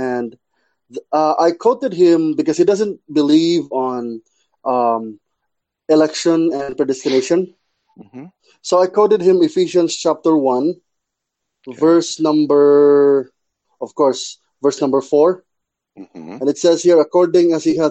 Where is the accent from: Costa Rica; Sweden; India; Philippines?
Philippines; Cebu, Central Visayas; I'm your friend from the Philippines, Cebu.